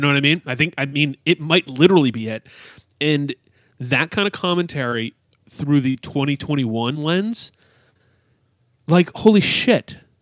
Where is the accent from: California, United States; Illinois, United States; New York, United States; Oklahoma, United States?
New York, United States; upstate; as a suburban kid in upstate New York